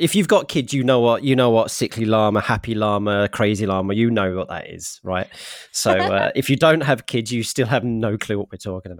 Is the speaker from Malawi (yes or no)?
no; United Kingdom; You know, I am British.